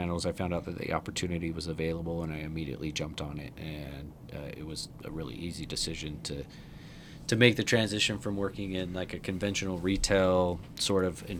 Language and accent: English; Utah, United States; I'm new to soccer fandom. I grew up in Utah, so understanding the local culture and those types of things